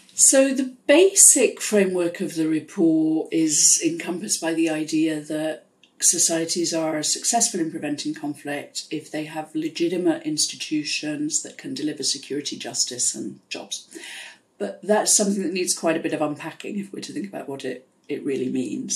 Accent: Pontypool, Wales, United Kingdom; moved away; So I grew up in South Wales in the UK in a coal mining area in a town called Pontypool

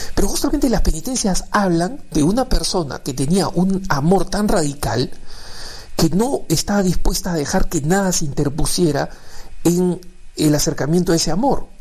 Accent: Peru; me he criado en el Perú, soy peruano

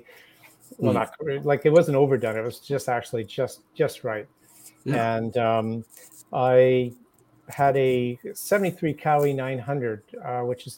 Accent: North Vancouver, British Columbia, Canada; also born or lived in The Hague, Netherlands; I was born in North Vancouver in British Columbia.

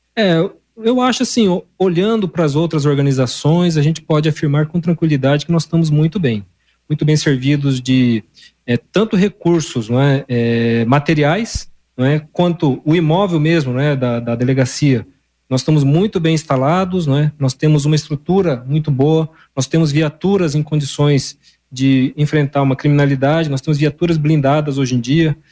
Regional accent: northwest Paraná, Brazil; moved away as an adult; now in Londrina, Brazil; Eu sou aqui da região mais noroeste aqui do estado do Paraná

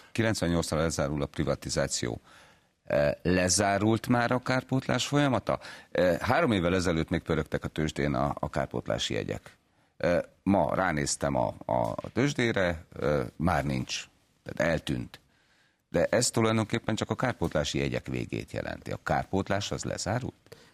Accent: Miskolc, Borsod-Abaúj-Zemplén, Hungary; én Miskolciként láttam ezt

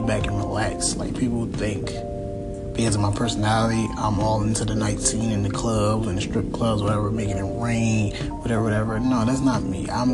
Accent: Philadelphia, Pennsylvania, United States; I'm from Philadelphia

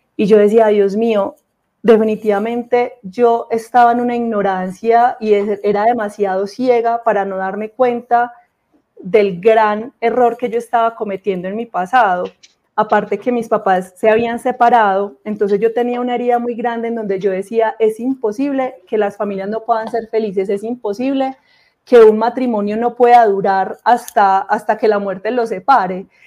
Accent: Armenia, Quindío, Colombia; soy de Armenia Quindío, del eje cafetero, un departamento muy, muy lindo de Colombia.

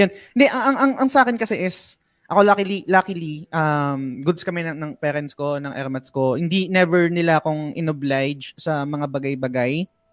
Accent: Philippines; yung kultura natin na bilang Pinoy

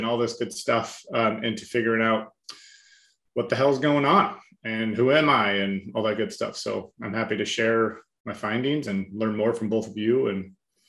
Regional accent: West Coast, United States; now in East Coast, United States; I grew up on the West Coast, currently living on the East Coast.

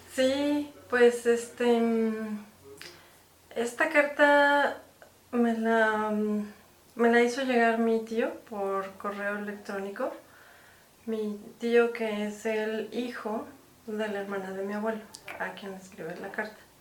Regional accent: Mexico; soy mexicana

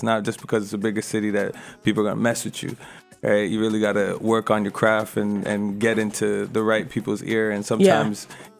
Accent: Toronto, Ontario, Canada; now in Ottawa, Canada; No, originally I'm from Toronto, Scarborough, but I actually moved out to Ottawa, and there's where I kind of developed more of my music-wise.

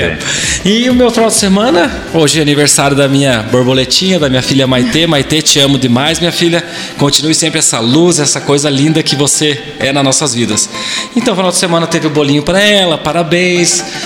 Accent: Brazil; nossa cidade, para nós que somos amigos, crescemos juntos

